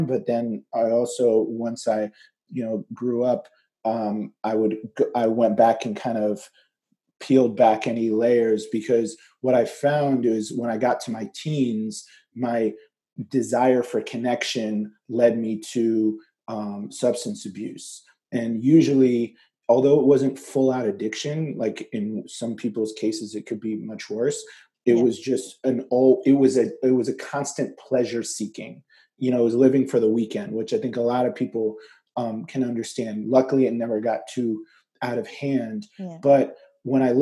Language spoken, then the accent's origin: English; United States; also born or lived in Egypt; I was born in Egypt and moved to America when I was 3. We moved to the suburbs of Washington, D.C.